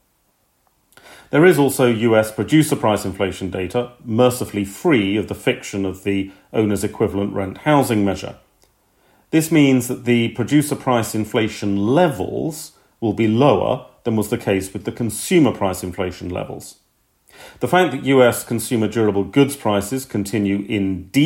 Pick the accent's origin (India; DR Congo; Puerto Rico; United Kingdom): United Kingdom; being British